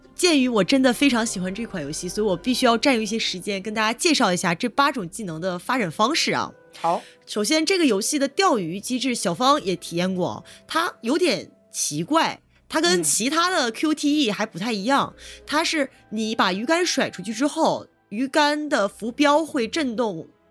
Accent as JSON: {"language": "Chinese", "country": "China", "said": "我们中国人"}